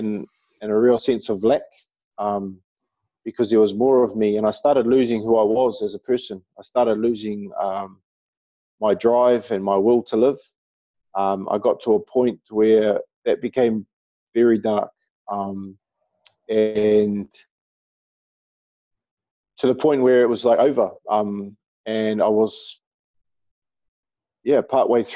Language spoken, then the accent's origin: English; Auckland, New Zealand; someone from New Zealand, someone who's deeply connected to Aotearoa, to our land.